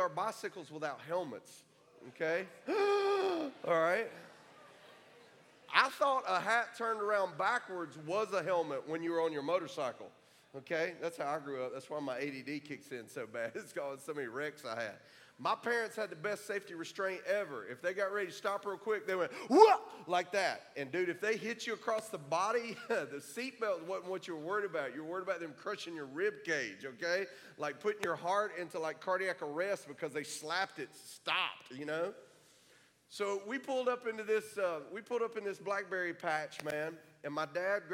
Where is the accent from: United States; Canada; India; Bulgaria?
United States; Orlando, Florida; also born or lived in Melbourne, Florida / Kissimmee, Florida; I was born in Florida